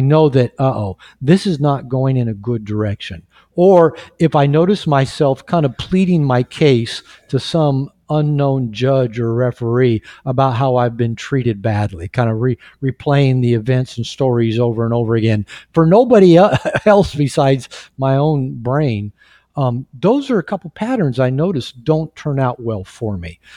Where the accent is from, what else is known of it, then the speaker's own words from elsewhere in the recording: United States; now in Mexico; I'm, I'm from the United States. We live in Mexico